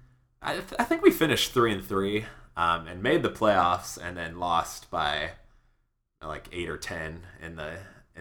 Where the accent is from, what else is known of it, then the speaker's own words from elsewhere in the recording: Chicago, Illinois, United States; I grew up in Chicago